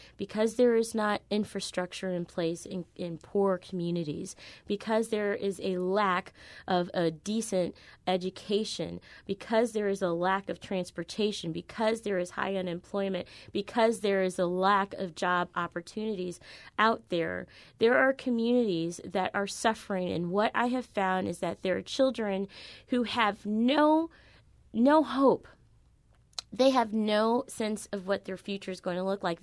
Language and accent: English; University City, Missouri, United States; also born or lived in St. Louis, Missouri; University City. My mom chose to move to Saint Louis City so that I could go to Clayton